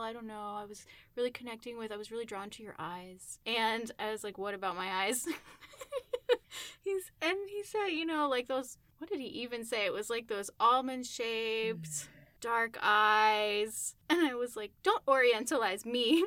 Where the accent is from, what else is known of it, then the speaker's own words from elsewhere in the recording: United States; I grew up here in the United States